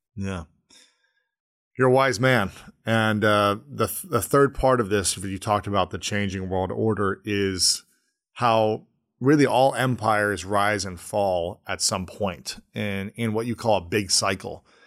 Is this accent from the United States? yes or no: yes; Delaware, Ohio, United States; when I was growing up in Ohio in the eighties and nineties, my, I remember my dad never locked the door